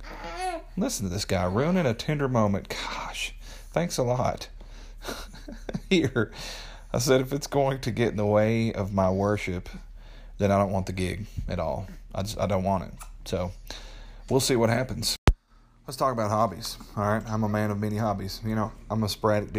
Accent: Middle Tennessee, United States; moved away as an adult; My wife and I just moved back to my hometown here in Middle Tennessee.

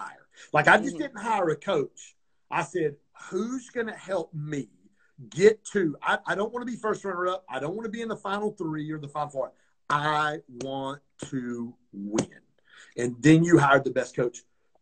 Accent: Pontiac, Michigan, United States; also born or lived in Detroit; so I grew up in Pontiac, Michigan.

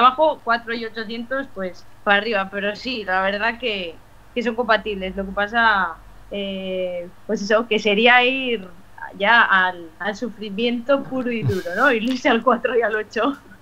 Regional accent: Logroño, La Rioja, Spain; los que somos de Logroño

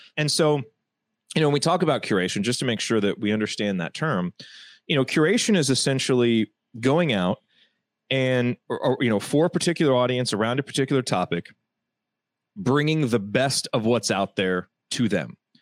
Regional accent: Indiana, United States; I grew up in Indiana

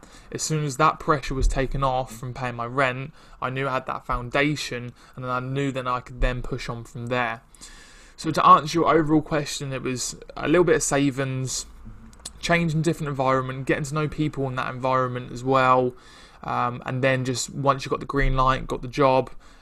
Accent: Ipswich, East of England, United Kingdom; moved away as an adult; also born or lived in London; now in Chelmsford, United Kingdom; I'm from Ipswich, which is it's kind of close. So I'm from Ipswich

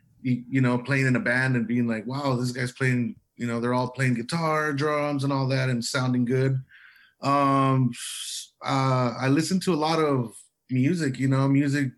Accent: Calexico, California, United States; Oh man, well, what can I tell you? Just the Calexico life, you know, back, what was it, like 15 years ago, you know

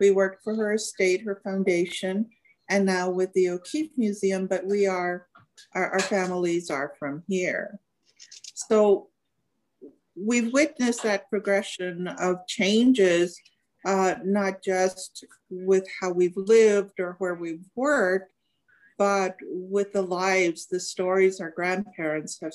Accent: Abiquiu, New Mexico, United States; when I was growing up in Abiquiu

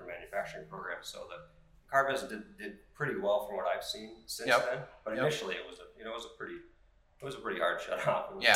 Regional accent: Brainerd, Minnesota, United States; moved away as an adult; now in Sartell, United States; originally I'm from the Brainerd area. I moved down here to go to school.

